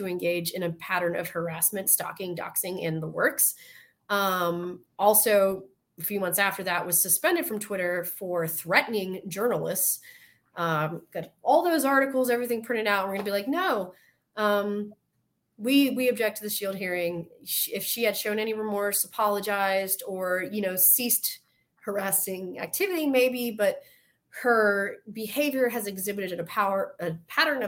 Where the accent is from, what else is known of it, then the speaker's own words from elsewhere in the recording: the South, United States; accent: Southern; My Southern accent